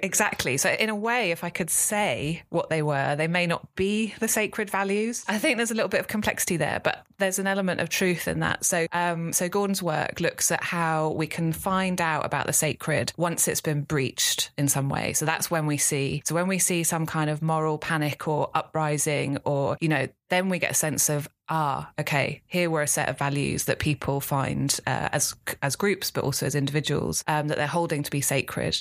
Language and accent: English; London, United Kingdom; I grew up in North London, in Islington